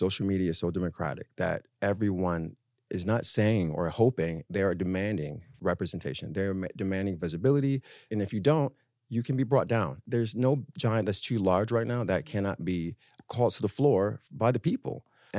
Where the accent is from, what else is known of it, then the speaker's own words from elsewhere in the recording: Harlem, New York, United States; So I'm always in France. But I'm from Harlem.